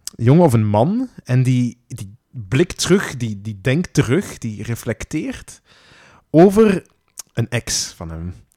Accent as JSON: {"language": "Dutch", "region": "Flanders", "country": "Belgium", "said": "wij vaak als Vlamingen"}